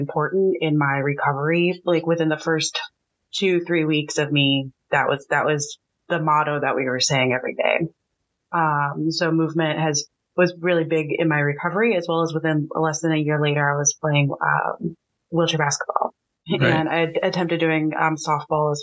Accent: St. Louis, Missouri, United States; I'm from the St. Louis area.

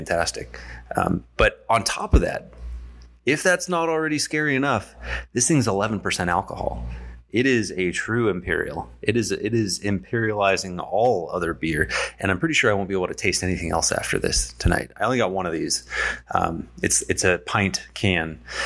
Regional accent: San Diego, California, United States; moved away; also born or lived in Poway, California; I'm from San Diego originally

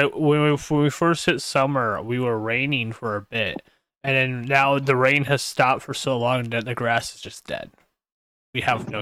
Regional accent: central Minnesota, United States; I live near the Twin Cities. I'm like in the middle between the Twin Cities and Northern.

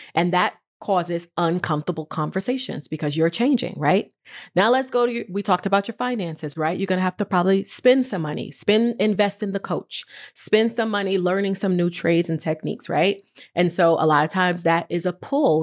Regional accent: New York, United States; moved away as an adult; now in California, United States; I'm from New York, and I decided that I needed a different pace of life. And I moved to California

